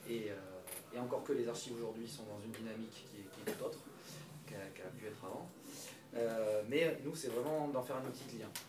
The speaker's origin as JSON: {"language": "French", "town": "Bordeaux", "region": "Nouvelle-Aquitaine", "country": "France", "said": "Moi, initialement, je suis, je suis pas d'ici. Enfin, si, je suis bordelais, mais je suis pas du, quartier"}